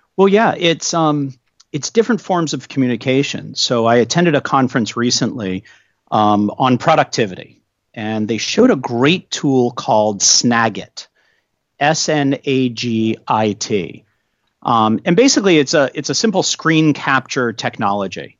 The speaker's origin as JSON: {"language": "English", "region": "New England", "country": "United States", "tie": "born or raised there", "moved": "yes", "lives_now": "Washington, D.C., United States", "said": "I grew up in New England"}